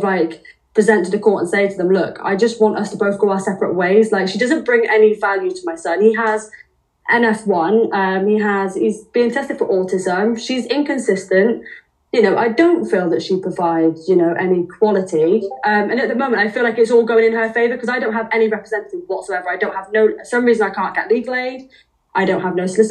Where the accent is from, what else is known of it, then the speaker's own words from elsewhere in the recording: Wales, United Kingdom; moved away as an adult; now in England; I'm obviously from Wales